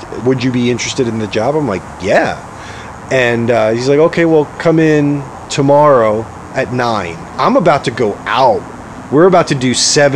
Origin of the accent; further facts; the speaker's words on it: New York City, New York, United States; moved away as an adult; also born or lived in Rhode Island / Boston; I'm originally from Staten Island, and I went to high school in upstate New York